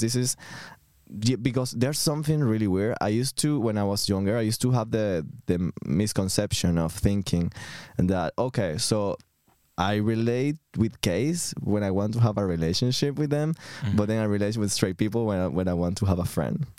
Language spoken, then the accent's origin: English; Venezuela; moved away as an adult; now in London, United Kingdom; I'm coming from Venezuela. I've been in London for the last nine years